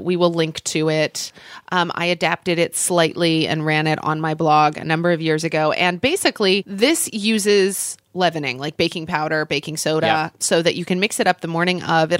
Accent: United States; We Americans claim everything as our own.

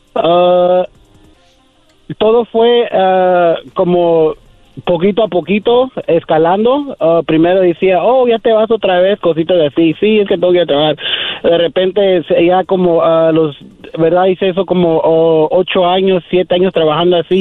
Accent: Phoenix, Arizona, United States; de Phoenix, Arizona

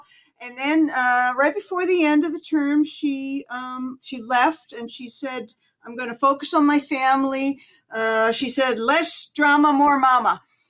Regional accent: New York, United States; I came from New York, so I could say he was a New Yorker, you know.

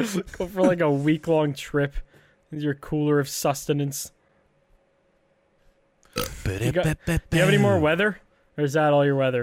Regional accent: Canada; moved away; I am still Canadian.

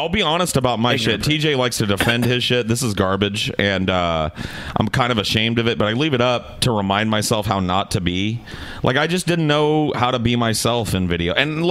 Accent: Central Valley, California, United States; also born or lived in Arizona; I grew up in the Central Valley, and then I lived in the dry climate where nothing grows in Arizona.

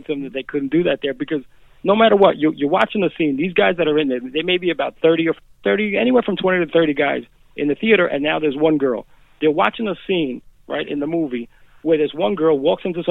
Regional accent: New York City, New York, United States; growing up in Jackson Heights

